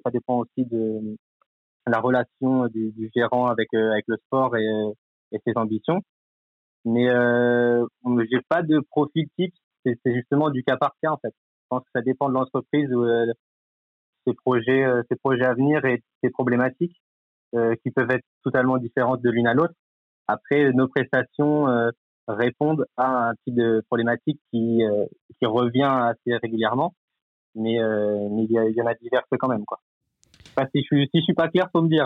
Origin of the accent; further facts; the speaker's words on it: Cherbourg, Normandy, France; je suis normand, originaire donc de Cherbourg